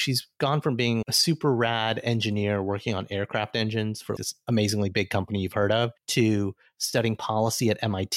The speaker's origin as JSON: {"language": "English", "region": "Alabama", "country": "United States", "moved": "yes", "said": "an Indian-American boy who came from Alabama with a banjo on my knee"}